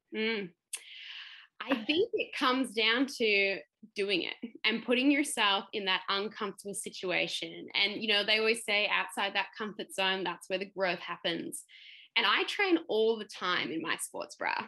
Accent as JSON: {"language": "English", "town": "Melbourne", "region": "Victoria", "country": "Australia", "said": "I'm from Melbourne and not used to the Sunshine Coast heat"}